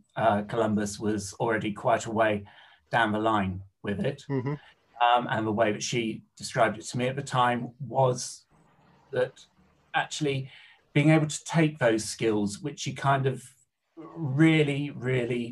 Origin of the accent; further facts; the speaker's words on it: Oxford, South East England, United Kingdom; also born or lived in Liverpool; I was a Samaritan back in my hometown in Oxford